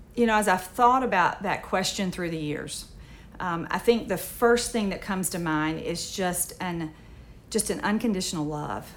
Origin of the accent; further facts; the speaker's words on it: Moorhead, Mississippi, United States; I was raised in the Mississippi Delta. I was um, a member of a little Methodist church in Moorhead, Mississippi